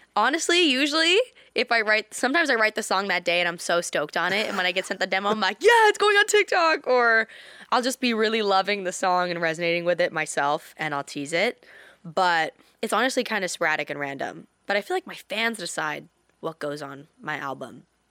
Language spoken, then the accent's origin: English; British Columbia, Canada; in Canada, in my hometown